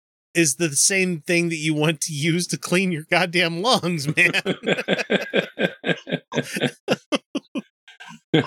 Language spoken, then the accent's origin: English; Texas, United States; also born or lived in Utah; I grew up in Christian-ass Texas